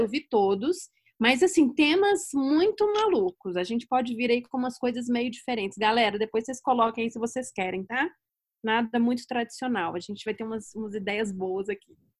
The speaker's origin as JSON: {"language": "Portuguese", "region": "Pernambuco", "country": "Brazil", "said": "Dicas lá do meu país, Pernambuco"}